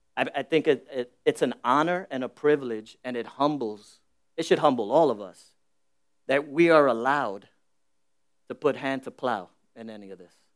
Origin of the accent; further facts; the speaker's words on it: New York City, New York, United States; I'm born and raised in the Bronx. I, I was born in the South Bronx